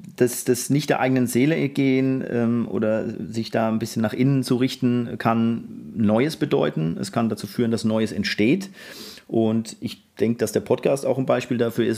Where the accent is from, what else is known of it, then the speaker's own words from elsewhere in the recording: Mannheim, Baden-Württemberg, Germany; ich bin 79er Jahrgang und gebürtiger Mannheimer